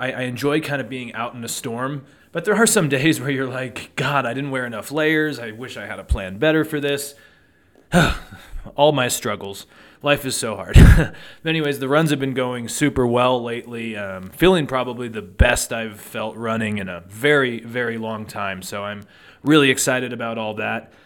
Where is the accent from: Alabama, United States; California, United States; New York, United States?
California, United States; Truckee; I grew up in Truckee